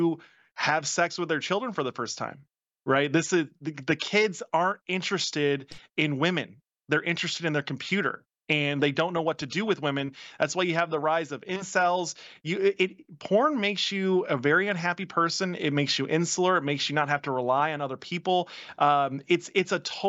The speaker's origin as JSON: {"language": "English", "region": "Virginia", "country": "United States", "tie": "born or raised there", "said": "my home state of Virginia, where I live now."}